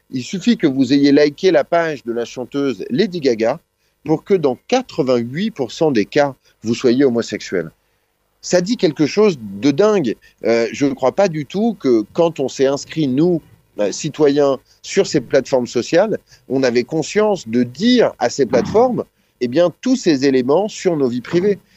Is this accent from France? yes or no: yes; France; moi je suis français, donc la société française a quelque chose à dire